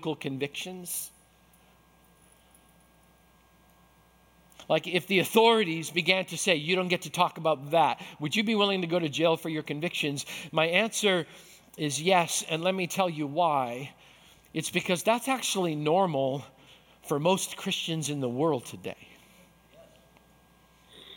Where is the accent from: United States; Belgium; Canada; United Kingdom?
Canada; Manitoba; I grew up in Manitoba.